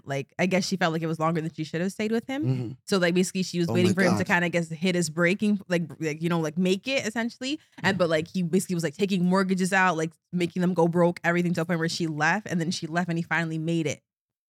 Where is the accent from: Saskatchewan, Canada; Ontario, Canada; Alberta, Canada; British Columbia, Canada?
Ontario, Canada; Brampton; I grew up there. I wasn't born there, but I grew up there.